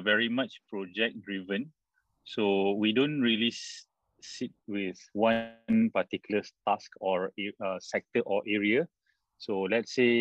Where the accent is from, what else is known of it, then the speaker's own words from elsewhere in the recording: Malaysia; being a Malaysian with almost zero knowledge about the local culture and context